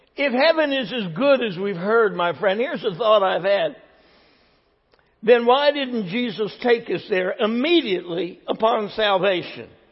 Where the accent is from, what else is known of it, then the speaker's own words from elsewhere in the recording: New Jersey, United States; I'm from New Jersey